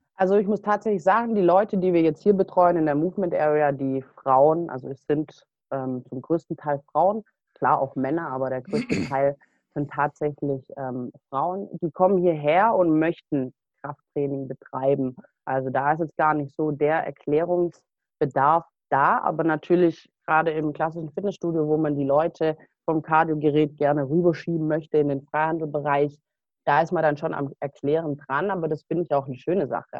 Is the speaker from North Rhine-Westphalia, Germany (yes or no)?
no; Stuttgart area, Baden-Württemberg, Germany; bin ich eben auf die Sportschule gegangen bei uns im Stuttgarter Raum in Kornwestheim